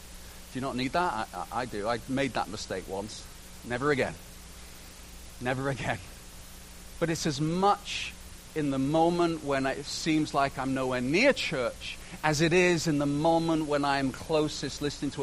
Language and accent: English; Canada; you know, and I'm a Canadian, I'm a citizen, and I bought in totally to this, yeah, we're all friends, kind of.